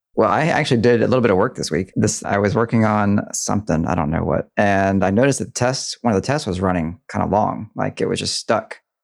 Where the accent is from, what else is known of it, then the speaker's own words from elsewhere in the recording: Deep South, United States; I grew up in the Deep South, and I did not have a front porch.